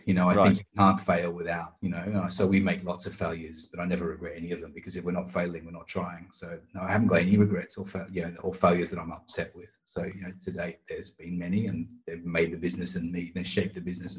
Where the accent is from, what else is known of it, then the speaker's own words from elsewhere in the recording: Australia; being right. Australian. And not even being Australian, I never barbecued back home